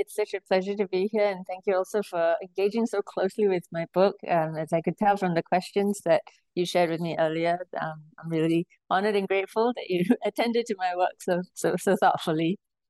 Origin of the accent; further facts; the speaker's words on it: Singapore; So I was born and raised in Singapore